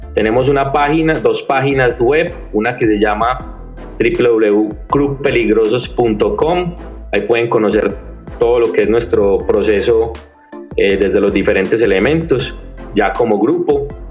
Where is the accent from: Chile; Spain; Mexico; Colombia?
Colombia; Medellín, Antioquia; accent: paisa, interior; Yo soy de la ciudad de Medellín.